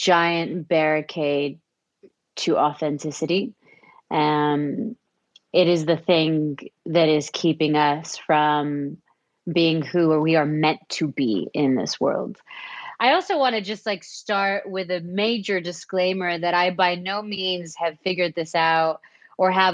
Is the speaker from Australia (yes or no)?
no; Saudi Arabia; I was born and raised in Saudi Arabia